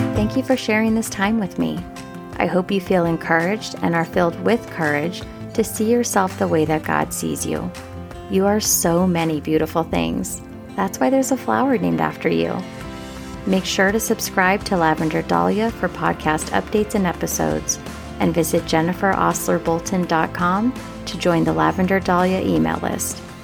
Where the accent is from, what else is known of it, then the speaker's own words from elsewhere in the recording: United States; we Americans